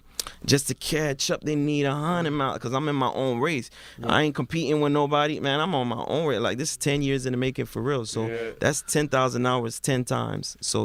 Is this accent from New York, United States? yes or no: no; Miami, Florida, United States; moved away as an adult; also born or lived in Montreal, Canada; now in Canada; just growing up in Miami